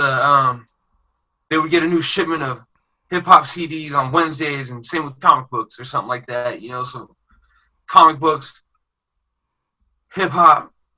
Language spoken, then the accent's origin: English; Oregon, United States; also born or lived in Riverside, California; I grew up multiracial up there. But I'm originally from SoCal.